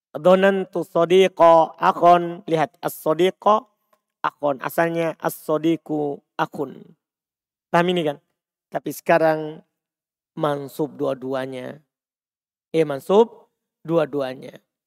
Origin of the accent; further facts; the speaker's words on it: Bima, West Nusa Tenggara, Indonesia; saya orang Bima